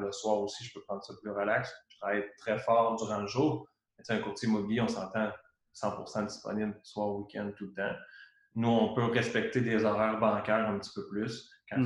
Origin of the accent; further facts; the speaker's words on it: Trois-Rivières, Quebec, Canada; also born or lived in Valcartier; je viens de Trois-Rivières, j'ai vécu beaucoup à Québec